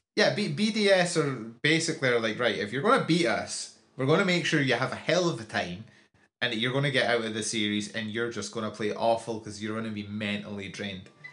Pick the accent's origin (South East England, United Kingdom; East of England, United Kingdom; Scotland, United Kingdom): Scotland, United Kingdom; as a Scottish person